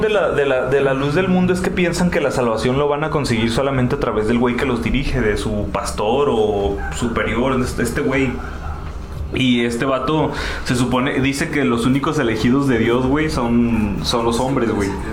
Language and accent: Spanish; Mexico; nosotros que somos de México, aquí en México